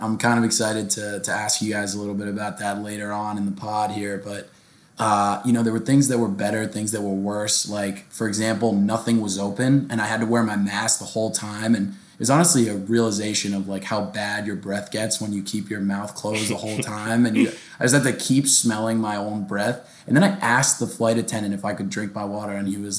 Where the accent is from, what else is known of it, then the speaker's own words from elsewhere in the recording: United States; I'm American.